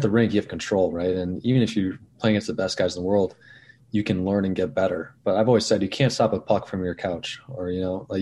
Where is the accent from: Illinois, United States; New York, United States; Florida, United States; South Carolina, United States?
New York, United States; outside New York City, United States; I grew up outside New York City